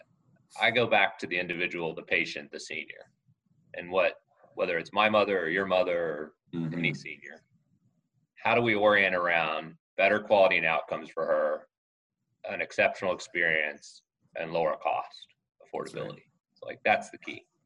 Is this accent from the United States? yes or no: yes; Texas, United States; now in Boston, United States; born in Texas, youngest of four